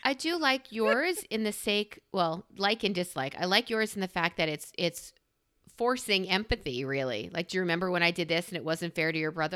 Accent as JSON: {"language": "English", "region": "New York", "country": "United States", "said": "I'm a New Yorker."}